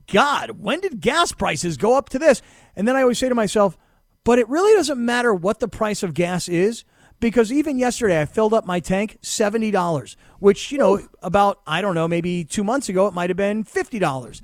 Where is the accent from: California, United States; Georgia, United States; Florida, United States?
Florida, United States; South; moved away; also born or lived in Pittsburgh; I grew up in South Florida where I got really soft, and then I went to Pittsburgh